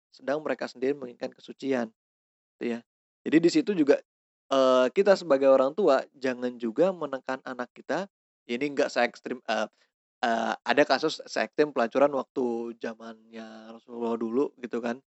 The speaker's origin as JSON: {"language": "Indonesian", "region": "West Java", "country": "Indonesia", "said": "Misalnya ada ras suku, gue dari Sunda"}